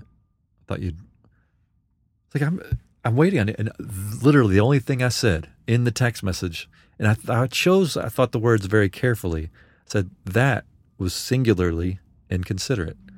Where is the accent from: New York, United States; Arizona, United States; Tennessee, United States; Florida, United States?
Tennessee, United States; Memphis; I was from Memphis.